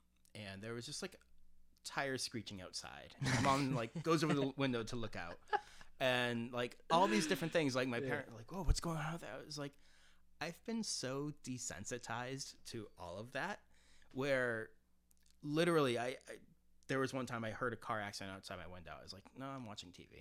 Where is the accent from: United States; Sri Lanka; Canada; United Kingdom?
United States; Framingham, Massachusetts; moved away as an adult; now in Providence, United States; I grew up in Framingham, Massachusetts